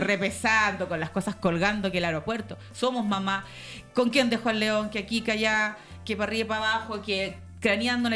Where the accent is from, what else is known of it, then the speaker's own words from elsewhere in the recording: Chile; las raperas chilenas